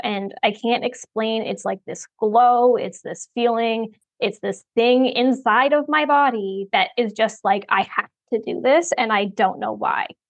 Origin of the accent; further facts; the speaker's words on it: Ontario, Canada; now in Oklahoma, United States; I'm from Ontario, but I'm currently in Oklahoma